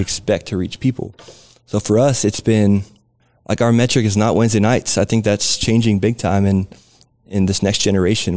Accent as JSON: {"language": "English", "region": "Southern California", "country": "United States", "tie": "born or raised there", "moved": "yes", "lives_now": "San Antonio, United States", "said": "I grew up in Southern California"}